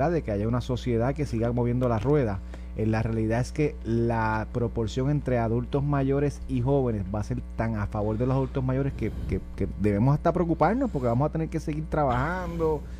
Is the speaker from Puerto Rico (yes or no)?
yes; Bayamón, Puerto Rico; yo soy de Bayamón, yo de Bayamón.